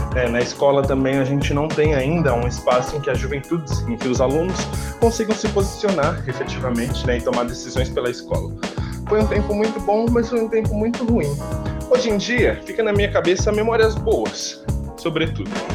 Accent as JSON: {"language": "Portuguese", "town": "Diadema", "region": "São Paulo", "country": "Brazil", "tie": "born or raised there", "also_born_or_lived": "Capão Redondo, São Paulo", "said": "meu quintal é Diadema, no ABC Paulista. É, eu sou nascido do Capão Redondo, zona sul da cidade de São Paulo, mas me mudei bem cedo para Diadema. É, eu moro ainda no lugar que eu cresci"}